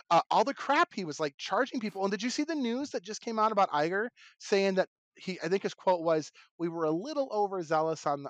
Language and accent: English; Westland, Michigan, United States; moved away; Westland, Michigan, my hometown